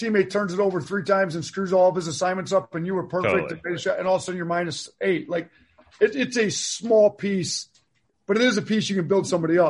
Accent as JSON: {"language": "English", "region": "Wisconsin", "country": "United States", "tie": "born or raised there", "said": "I mean, it's not at a place like, you know, I grew up in Wisconsin, like Marquette."}